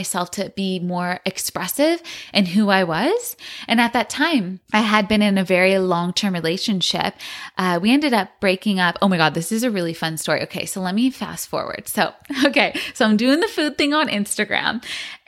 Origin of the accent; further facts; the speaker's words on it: San Francisco, California, United States; also born or lived in Los Angeles; I was born in San Francisco and I absolutely loved growing up in that city